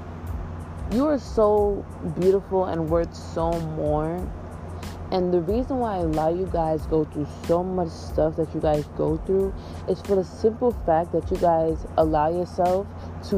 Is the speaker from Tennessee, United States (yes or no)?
no; New York City, New York, United States; I'm from Queens, New York